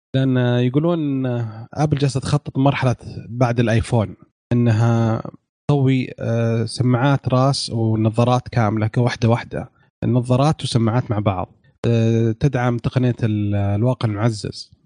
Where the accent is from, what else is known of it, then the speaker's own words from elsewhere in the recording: Saudi Arabia; عندنا في السعودية